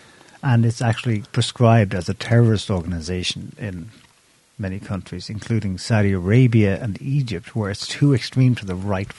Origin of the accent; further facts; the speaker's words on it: Ireland; We're Irish. We should probably...